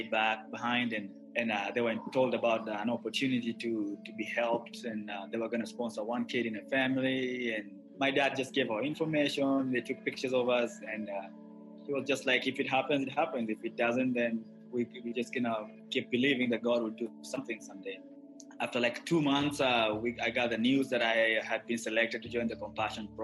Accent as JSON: {"language": "English", "region": "Nairobi", "country": "Kenya", "tie": "born or raised there", "said": "I grew up in Nairobi, which is the capital of Kenya."}